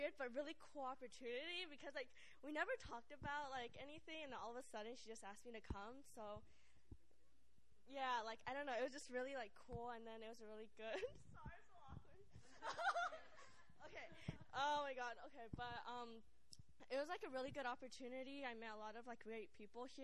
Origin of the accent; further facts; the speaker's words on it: California, United States; I'm from California